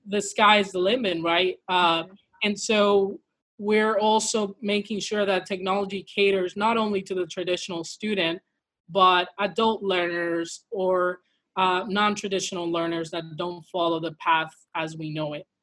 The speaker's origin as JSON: {"language": "English", "region": "Midwest", "country": "United States", "lives_now": "St. Louis, United States", "said": "Afro Latina uh, from, from the mi- Midwest. I'm quarantining currently from St. Louis, Missouri"}